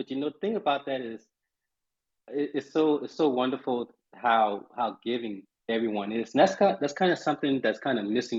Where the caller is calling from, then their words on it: Charleston, South Carolina, United States; I am joining you from Charleston, South Carolina.